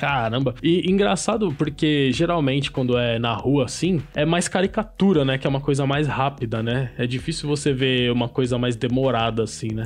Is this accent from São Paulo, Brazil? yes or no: yes; São Paulo, Brazil; Eu sou, eu sou aqui de São Paulo mesmo